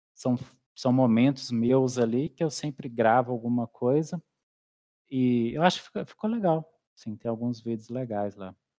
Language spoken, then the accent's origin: Portuguese; Minas Gerais, Brazil; also born or lived in Belo Horizonte; eu sou mineiro, né? Uai, no interior Uai. de Minas. eu nasci em Belo Horizonte